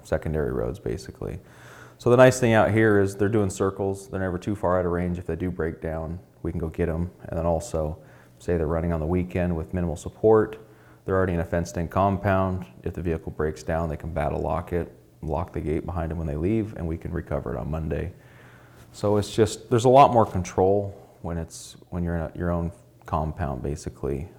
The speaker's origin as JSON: {"language": "English", "region": "Alaska", "country": "United States", "tie": "born or raised there", "said": "being born and raised in Alaska"}